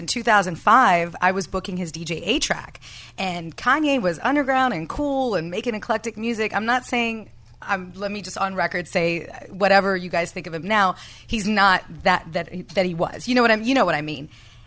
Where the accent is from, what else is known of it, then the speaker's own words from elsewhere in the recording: Canada; now in Los Angeles, United States; As a Canadian socialist